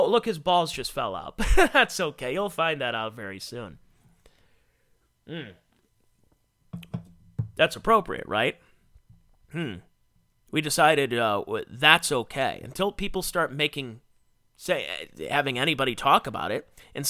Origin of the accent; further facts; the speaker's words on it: Cleveland, Ohio, United States; When I was a kid, I grew up in the Cleveland area.